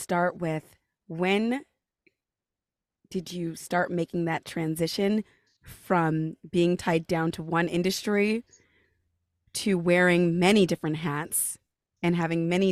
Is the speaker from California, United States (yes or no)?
yes; California, United States; now in New York, United States; I'm from California